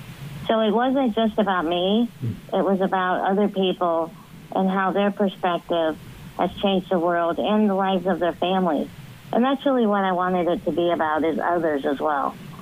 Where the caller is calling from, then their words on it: Washington, Illinois, United States; I'm calling from Washington, Illinois.